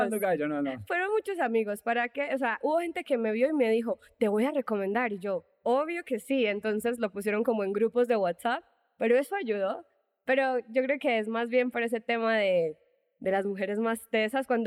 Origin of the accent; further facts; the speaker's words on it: Medellín, Antioquia, Colombia; now in Mexico City, Mexico; soy colombiana, paisa de Medellín. Uh. si el acento no, no se me nota, por favor, no me odien mis paisas